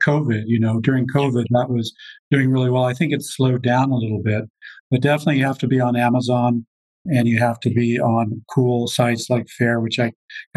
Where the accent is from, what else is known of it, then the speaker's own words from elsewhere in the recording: Colorado, United States; I'm from Colorado. I went to school at the University of Colorado Boulder